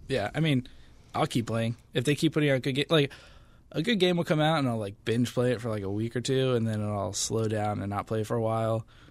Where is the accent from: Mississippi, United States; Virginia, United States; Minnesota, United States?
Virginia, United States; Annandale; born and raised in Annandale, been here my whole life, right outside D C.